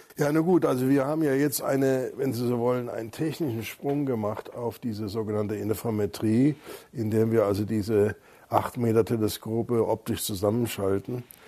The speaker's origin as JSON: {"language": "German", "town": "Freiburg", "region": "Baden-Württemberg", "country": "Germany", "tie": "born or raised there", "moved": "yes", "lives_now": "Munich, Germany", "said": "ich bin ja in Freiburg aufgewachsen."}